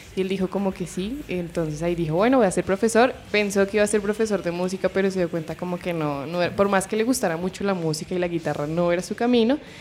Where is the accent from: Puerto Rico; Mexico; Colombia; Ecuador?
Colombia; Bogotá; yo soy de Bogotá, pero mi, alrededor es más como de pueblo, porque mi familia es de pueblo